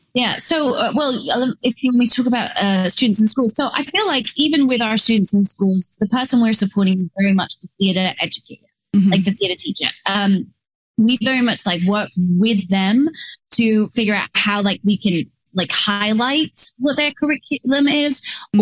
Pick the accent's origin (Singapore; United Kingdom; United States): United Kingdom; England; moved away; I grew up in England